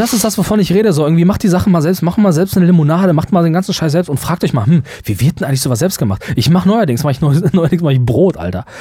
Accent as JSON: {"language": "German", "country": "Germany", "said": "auch als Deutsche"}